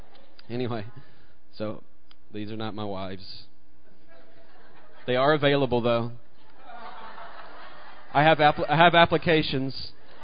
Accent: Mississippi, United States; I grew up in Mississippi, and I remember being in this kindergarten class, and it's one of the earliest memories I have.

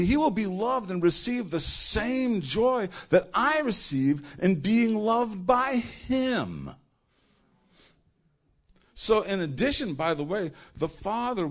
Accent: New York, United States; I'm from New York

